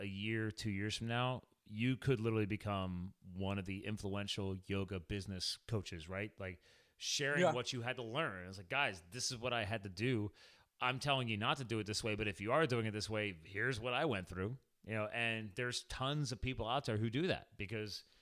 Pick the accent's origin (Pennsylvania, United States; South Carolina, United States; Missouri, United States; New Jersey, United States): New Jersey, United States; also born or lived in Flemington, New Jersey / Alpha, New Jersey / Phillipsburg area, New Jersey; I grew up on a farm in New Jersey